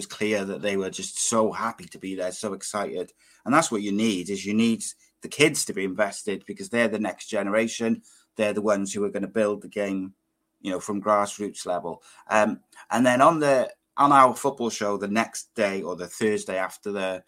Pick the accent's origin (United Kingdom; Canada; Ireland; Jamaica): United Kingdom; Welsh, Wales; as a Welshman